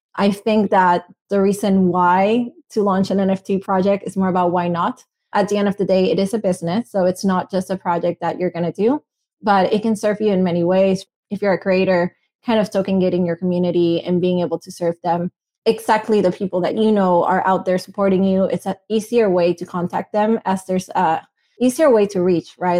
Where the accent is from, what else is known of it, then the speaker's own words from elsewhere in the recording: Venezuela; English is a second language; moved away; I'm from Venezuela. I'm Latina.